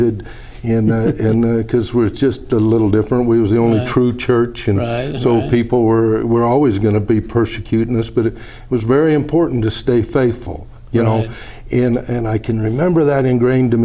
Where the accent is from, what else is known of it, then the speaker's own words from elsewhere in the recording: Vernal, Utah, United States; moved away as an adult; also born or lived in Wyoming; now in St. George, United States; where I grew up in Vernal